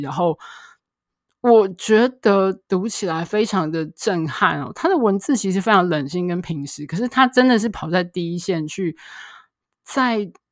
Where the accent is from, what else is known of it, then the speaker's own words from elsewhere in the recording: Taiwan; 身为台湾人